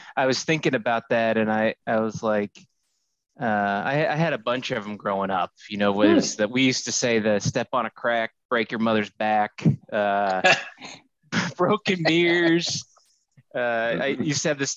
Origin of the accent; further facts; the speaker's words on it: Indiana, United States; moved away; also born or lived in New Jersey; spent most of my time growing up in Indiana